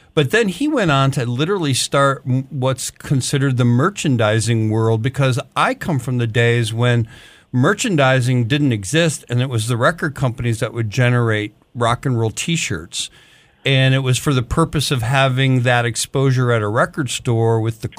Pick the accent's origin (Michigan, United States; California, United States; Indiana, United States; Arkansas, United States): Michigan, United States; Detroit; I grew up in Detroit